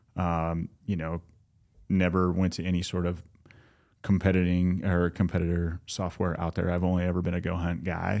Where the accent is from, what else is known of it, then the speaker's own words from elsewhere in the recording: Southern California, United States; moved away; we didn't know each other growing up, but we grew up in Southern California